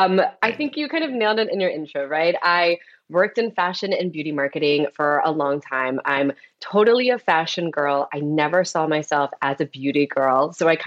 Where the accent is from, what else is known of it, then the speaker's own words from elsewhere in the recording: Florida, United States; also born or lived in Detroit / Atlanta; now in New York, United States; I was born in Detroit. I moved to Atlanta when I was really young, and I ended up going to school, high school and college in Florida. So I'm totally East Coast.